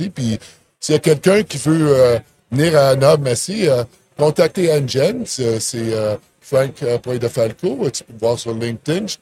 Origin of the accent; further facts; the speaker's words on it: Ottawa, Ontario, Canada; J'étais là ce que je viens, parce que je viens d'Ottawa, tu sais.